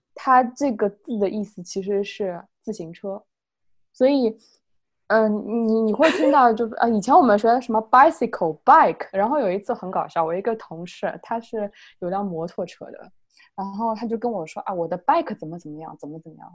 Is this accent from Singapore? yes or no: no; China; moved away as an adult; now in Australia; 我们中国人